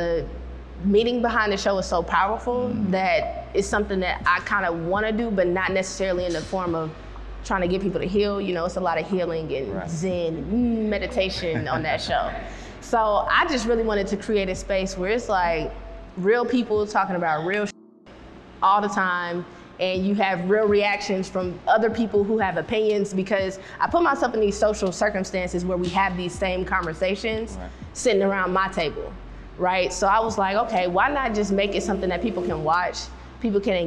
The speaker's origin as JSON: {"language": "English", "town": "Flint", "region": "Michigan", "country": "United States", "tie": "born or raised there", "also_born_or_lived": "Detroit, Michigan", "moved": "yes", "lives_now": "Houston, United States", "said": "I was born in Flint. I lived in Detroit as an adult"}